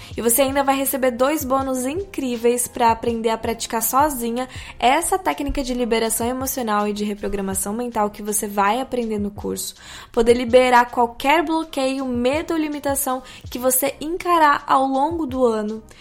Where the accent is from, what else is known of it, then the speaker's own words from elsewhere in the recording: Brazil; como brasileiros